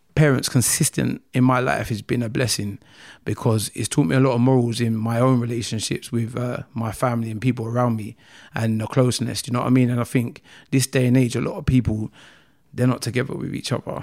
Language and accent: English; London, United Kingdom; also born or lived in Nigeria; I grew up in Croydon, um, area, South Norwood, to be precise